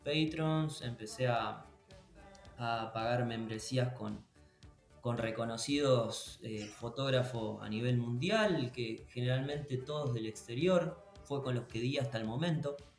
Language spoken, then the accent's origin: Spanish; San Nicolás de los Arroyos, Buenos Aires Province, Argentina; yo soy de San Nicolás de los Arroyos, es al al norte de la provincia de Buenos Aires, eh, muy cerquita de Rosario